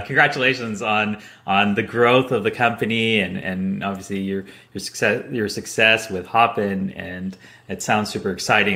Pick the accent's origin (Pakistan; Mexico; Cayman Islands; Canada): Canada; moved away as an adult; also born or lived in London; I'm originally from Canada, but after college moved to London